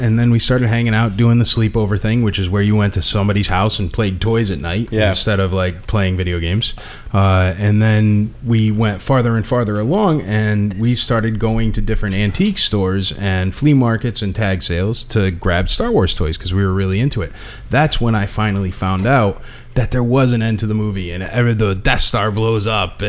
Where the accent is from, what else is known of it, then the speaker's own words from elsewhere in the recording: Connecticut, United States; moved away; I'm originally from Connecticut